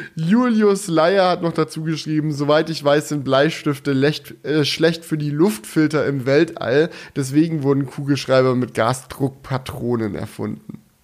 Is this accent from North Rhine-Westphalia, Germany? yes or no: no; Swabia, Baden-Württemberg, Germany; ich bin ja ein Schwabe und aus meiner Heimat kommt ja der legendäre Schokoladenhersteller